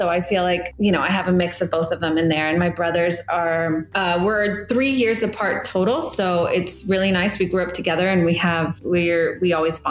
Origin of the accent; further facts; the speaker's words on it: McAllen, Texas, United States; also born or lived in Monterrey, Mexico; I was 6 years old when we moved into the States and pretty much was raised here in McAllen.